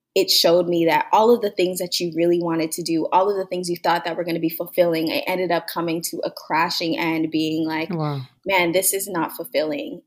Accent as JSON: {"language": "English", "town": "Mississauga", "region": "Ontario", "country": "Canada", "tie": "born or raised there", "also_born_or_lived": "Toronto", "said": "I was born in Toronto, Ontario, Canada. And I growing up, I was just a girl. We moved from the city, Toronto, to Mississauga"}